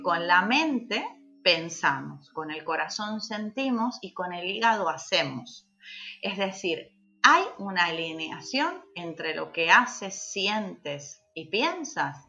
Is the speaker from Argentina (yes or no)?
yes; Argentina; now in Canary Islands, Spain; como buena argentina aquí